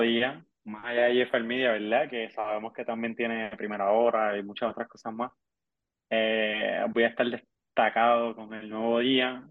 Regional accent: Puerto Rico; como buen puertorriqueño

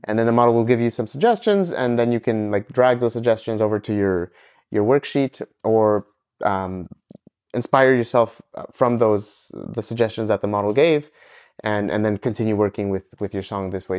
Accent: Ecuador; moved away as an adult; also born or lived in Montreal, Canada; originally I'm from Ecuador, uh, and I moved to Canada after high school

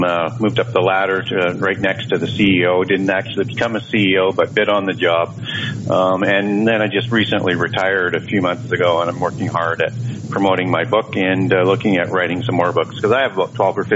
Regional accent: Canada; also born or lived in Vancouver, Canada; I'm from Canada. I live in Vancouver, Canada

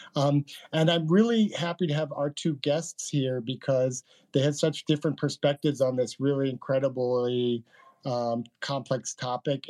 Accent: New York, United States; my home state of New York

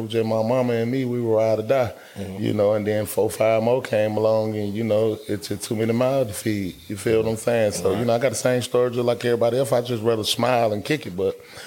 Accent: Atlanta, Georgia, United States; also born or lived in Japan; I'm from Bankhead.

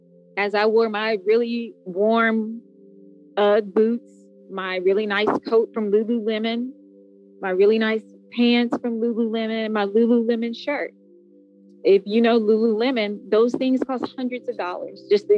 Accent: United States; When we crossed into Mexico, in my mind, because I think I am an American, I was just thinking this very dangerous place

